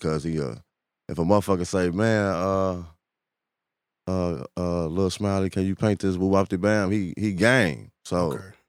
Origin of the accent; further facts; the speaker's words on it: Chicago, Illinois, United States; I grew up in Parkway